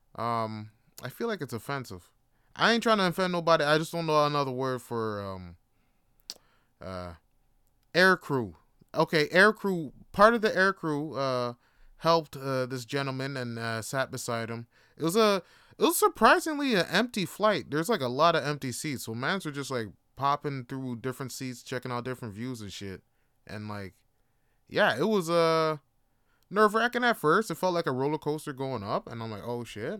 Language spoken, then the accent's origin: English; Canada; also born or lived in Jamaica; growing up in Canada, I was born here, but I was raised in a Jamaican household